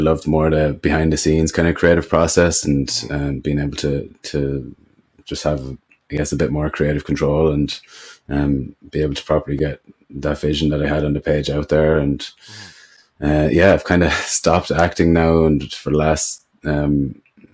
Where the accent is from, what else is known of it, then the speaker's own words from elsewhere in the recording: Ireland; where I grew up in Ireland, it was a lot of just Gaelic football and farms